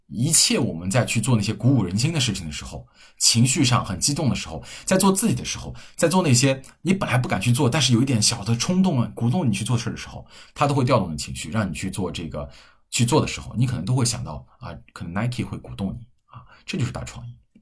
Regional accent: Hefei, Anhui, China; 我们老家合肥的品牌

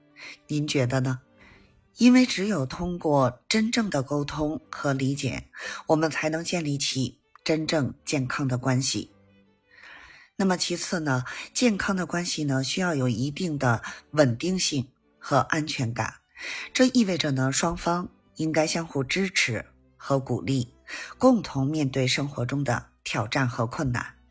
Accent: Beijing, China; 咱们下期节目再见

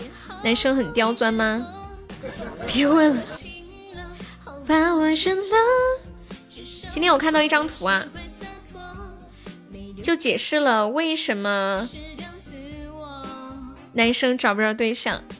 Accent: northern China, China; 俺是中国人，就说这个俺字就知道肯定是北方的。

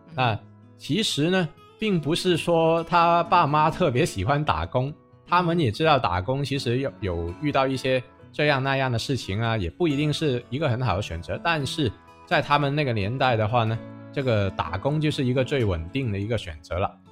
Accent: Guangzhou, Guangdong, China; 我们广州话

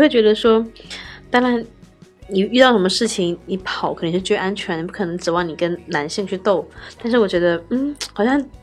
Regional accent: Hainan, China; moved away; 但我从小在就特别南南方长大的，就是海南

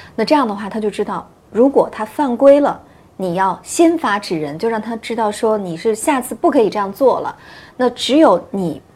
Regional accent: China; 我们中国人

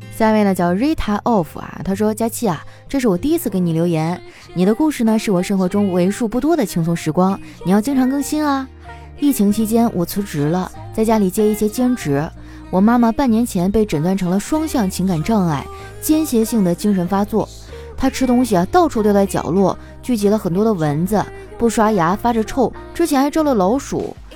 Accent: Northeast China, China; moved away; 我们东北那边都是蘸麻将和腐乳

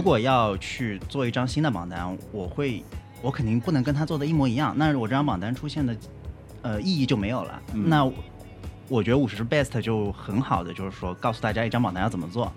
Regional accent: China; 我们作为中国人

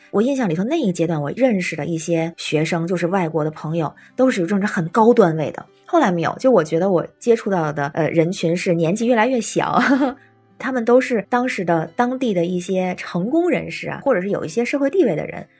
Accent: Tianjin, China; now in Beijing, China; 我是天津人，在北京

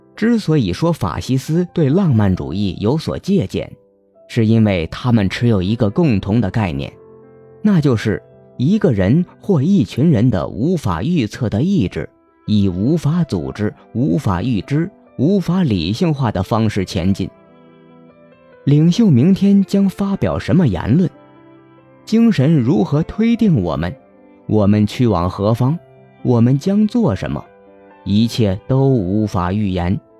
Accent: the South, southern China, China; 我从小生活在南方

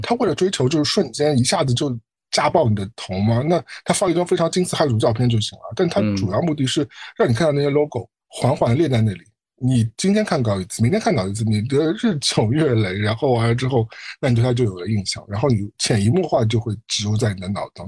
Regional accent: Shanghai, China; now in New York, United States; 我在上海出生，我在纽约嗯。生活那么多年

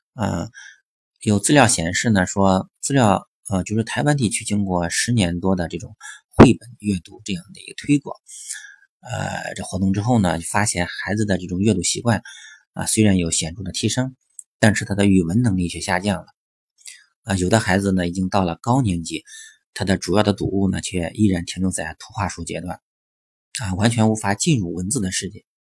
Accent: China; 那我对应到我们中国的话

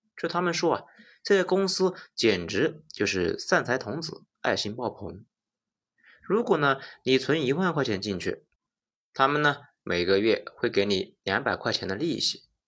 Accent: China; 我们中国人

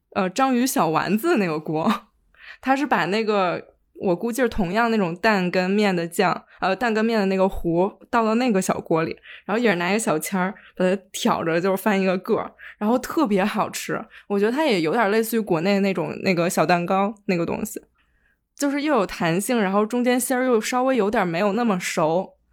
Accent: Liaoning, China; moved away; 我小时候在辽宁

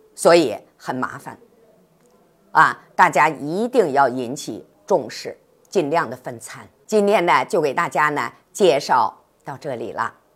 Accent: China; 咱们中国人呢是合餐共餐

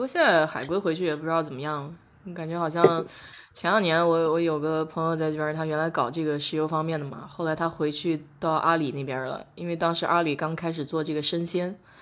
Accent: China; 我们中国人不是讲风寒嗯。风热嘛

